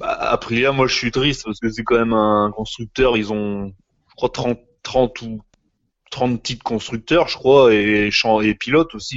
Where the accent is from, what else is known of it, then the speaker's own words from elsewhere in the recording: France; chez nous, en France